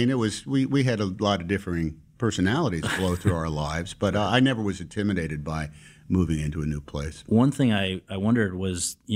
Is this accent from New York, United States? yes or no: no; Concord, California, United States; born there; I was born in Concord, California.